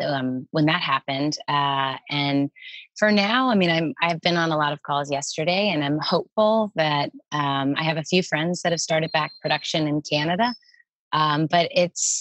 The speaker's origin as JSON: {"language": "English", "region": "Tennessee", "country": "United States", "tie": "born or raised there", "also_born_or_lived": "New York", "moved": "as an adult", "said": "I'm on the mountain where I grew up in Tennessee at my parents' house sitting outside."}